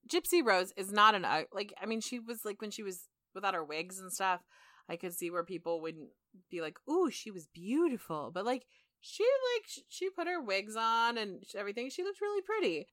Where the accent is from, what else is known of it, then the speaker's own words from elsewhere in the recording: California, United States; we're from California